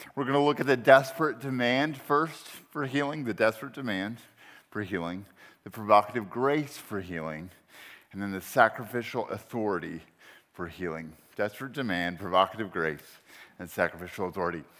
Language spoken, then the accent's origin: English; Texas, United States; also born or lived in Charlottesville, Virginia; now in Berkeley, United States; I'm actually a Texan, a Texan by, uh, birth, um, and disposition